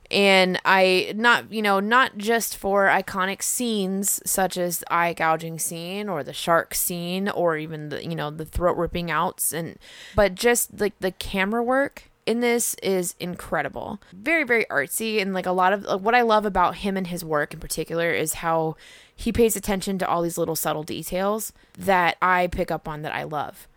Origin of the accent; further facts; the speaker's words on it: United States; we're American as fuck